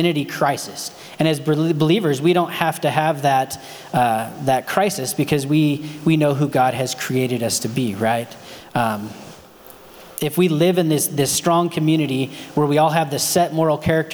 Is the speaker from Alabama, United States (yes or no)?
no; Modoc, California, United States; where I grew up in Modoc, like there was real cowboys